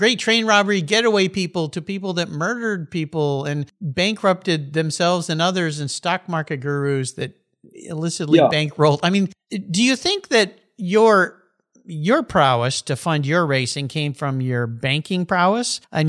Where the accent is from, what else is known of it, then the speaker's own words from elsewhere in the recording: La Jolla, California, United States; I grew up in La Jolla, California, which is just north of San Diego